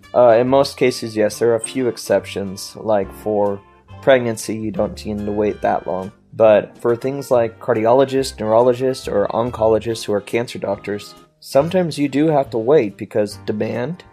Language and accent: English; United States; I as an American